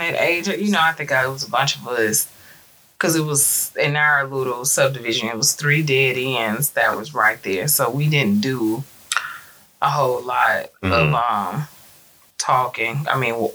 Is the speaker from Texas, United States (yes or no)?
no; New York City, New York, United States; grew up quick in to Brooklyn